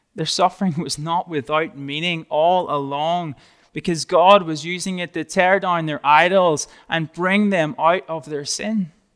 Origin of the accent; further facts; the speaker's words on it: Northern Ireland, United Kingdom; moved away; I'm from a little, tiny, small part of the U K called Northern Ireland